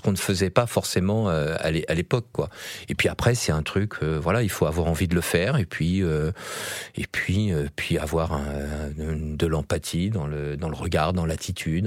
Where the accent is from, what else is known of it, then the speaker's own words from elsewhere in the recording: Yvelines, Île-de-France, France; dans les Yvelines, là où j'ai grandi.